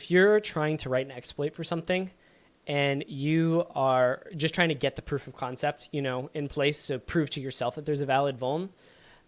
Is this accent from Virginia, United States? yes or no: yes; Virginia, United States; I'm from Virginia and I say y'all